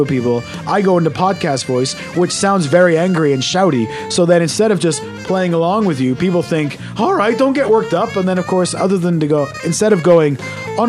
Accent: Canada; moved away; I was brought up in Canada.

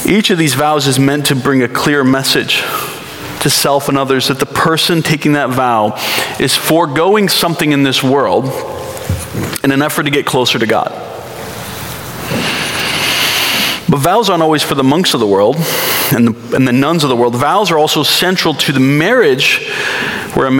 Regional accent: East Coast, United States; moved away as an adult; now in Burbank, United States; I grew up on the East Coast.

